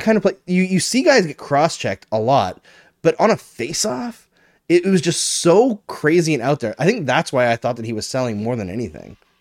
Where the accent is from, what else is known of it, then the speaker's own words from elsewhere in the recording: Fort McMurray, Alberta, Canada; moved away; I grew up partially in Fort McMurray